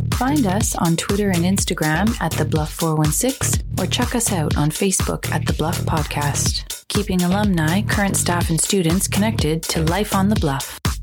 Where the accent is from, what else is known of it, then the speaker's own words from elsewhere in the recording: Toronto, Ontario, Canada; Our experiences at the school, our experiences in Scarborough, in the six, in the borough, as they call it